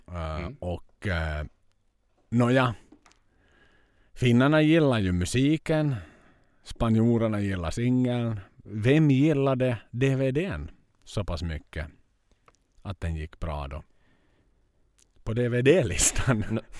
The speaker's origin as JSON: {"language": "Swedish", "country": "Finland"}